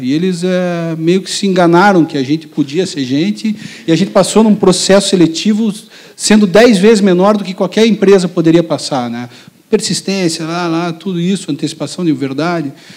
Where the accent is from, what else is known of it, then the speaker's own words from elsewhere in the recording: Curitiba, Paraná, Brazil; a gente de Curitiba